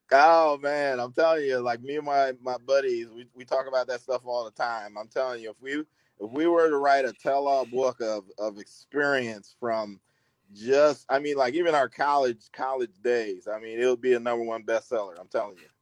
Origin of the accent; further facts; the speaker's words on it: Bettendorf, Iowa, United States; I'm from Midwest and from Iowa, Bettendorf